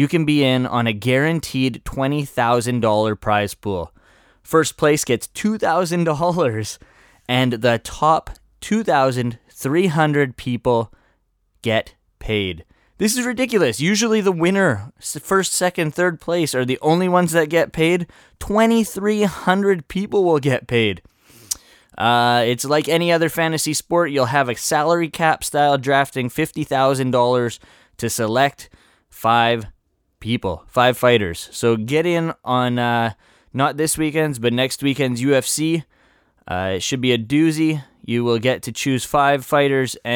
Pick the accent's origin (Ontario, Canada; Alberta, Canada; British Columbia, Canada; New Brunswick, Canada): British Columbia, Canada; Vancouver; I am from Vancouver